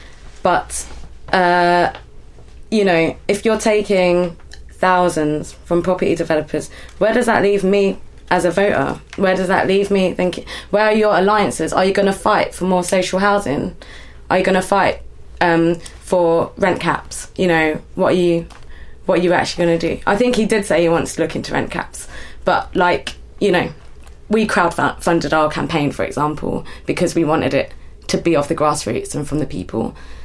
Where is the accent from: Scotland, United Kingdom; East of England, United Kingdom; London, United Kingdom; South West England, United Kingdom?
London, United Kingdom; as a Londoner for me